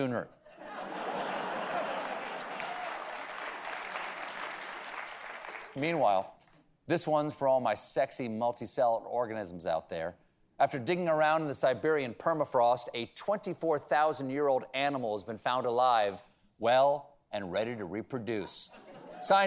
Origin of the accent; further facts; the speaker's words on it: South Carolina, United States; now in New York City, United States; I'm from South Carolina.